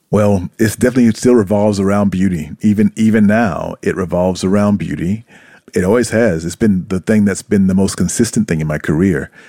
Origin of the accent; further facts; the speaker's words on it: South Carolina, United States; moved away as an adult; also born or lived in Brooklyn, New York / Atlanta / New York City; now in Japan; when I was growing up in South Carolina